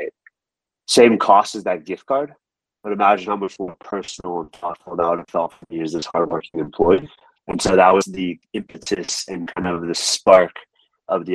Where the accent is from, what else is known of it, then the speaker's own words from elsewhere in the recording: San Francisco, California, United States; born and raised in San Francisco, California